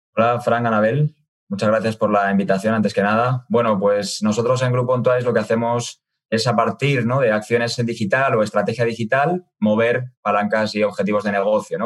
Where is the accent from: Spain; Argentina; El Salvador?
Spain; accent: Spanish (from Spain); moved away as an adult; now in Mexico; la matriz está en España, de ahí que habrán podido deducir ¿no? por, mi acento. Yo estoy en México desde hace seis años